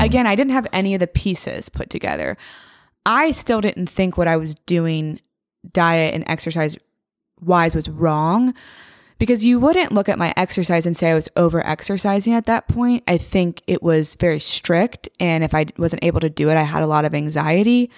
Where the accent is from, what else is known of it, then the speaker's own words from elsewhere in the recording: Franklin, Tennessee, United States; I'm from Franklin